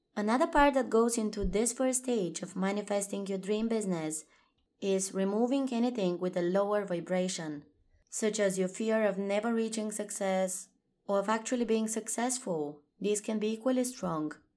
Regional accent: Bulgaria; moved away; I'm currently in my home country, Bulgaria, visiting family

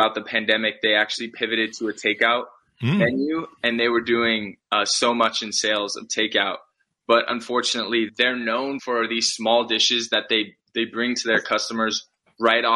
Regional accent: Los Gatos, California, United States; Los Gatos, where I'm from, my hometown

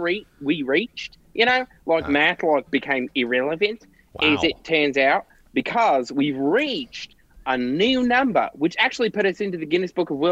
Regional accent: Missouri, United States; No. I'm from Missouri, mate.

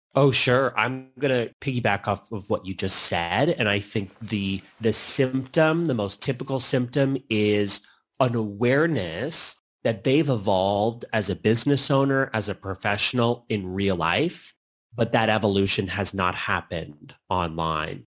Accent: Canada; also born or lived in Lisbon, Portugal; now in United States; I'm Canadian

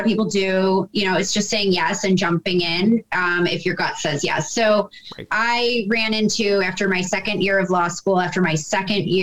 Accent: Buffalo, New York, United States; moved away as an adult; also born or lived in New Jersey; now in Ohio, United States; I am born and raised in Buffalo, New York

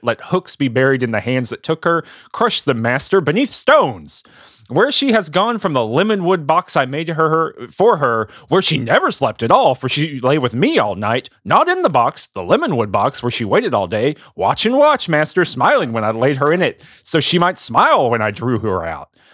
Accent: the South, United States; I'm from the South

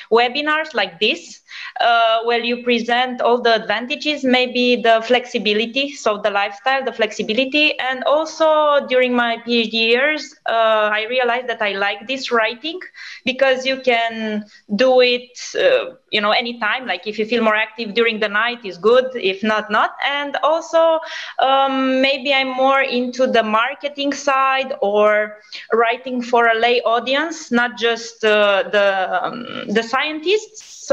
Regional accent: Romania; moved away as an adult; now in Spain; I'm originally from Romania, but at the moment I'm doing an internship in Spain.

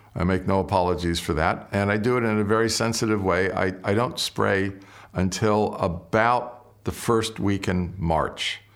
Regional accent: Southern California, United States; moved away as an adult; now in Napa Valley, United States; My brother and I grew up in Southern California

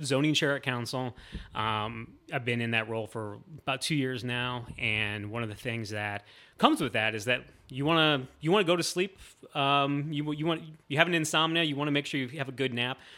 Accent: Northwest Ohio, United States; moved away as an adult; now in Columbus, United States; I grew up in Northwest Ohio.

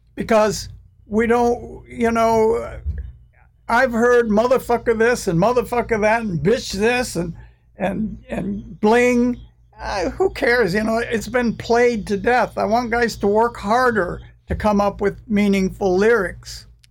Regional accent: United States; I'm American

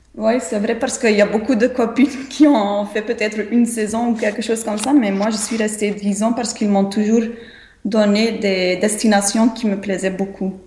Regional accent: Flanders, Belgium; French is a second language; moved away; je suis flamande.

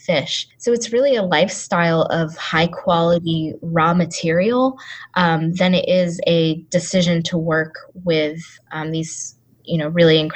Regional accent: Maine, United States; also born or lived in Seattle; now in Cape Town, South Africa; I grew up in Maine

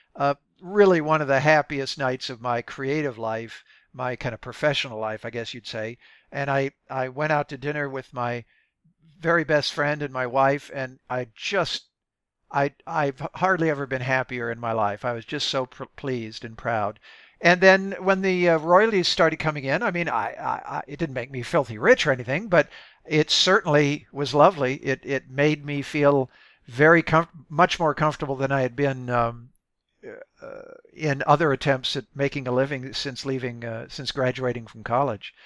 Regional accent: Midwest, United States; I, I grew up in the Midwest

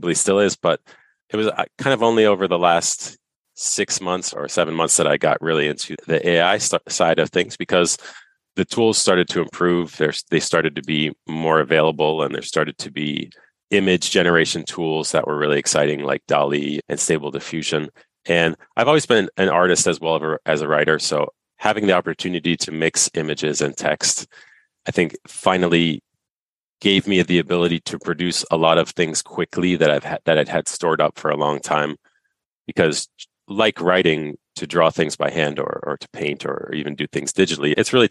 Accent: United States; moved away as an adult; now in Canada; I was born in the United States, but I've been up here now since 2011

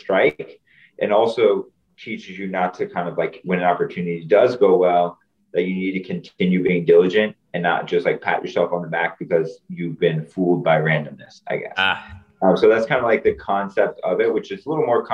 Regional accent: Virginia, United States; moved away as an adult; now in Washington, D.C., United States; growing up in Virginia

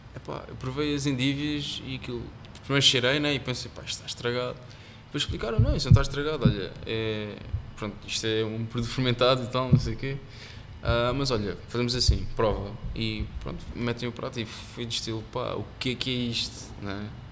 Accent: Almada, Setúbal, Portugal; also born or lived in Singapore; cresci em Almada e como já disse no bairro

